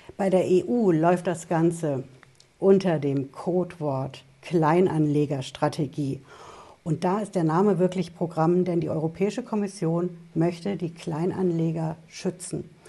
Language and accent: German; Germany; Bei uns in Deutschland